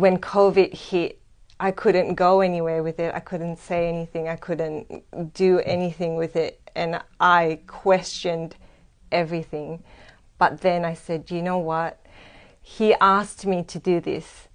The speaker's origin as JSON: {"language": "English", "country": "Singapore", "also_born_or_lived": "Australia", "moved": "as an adult", "lives_now": "Sydney, Australia", "said": "originally, I'm from Singapore."}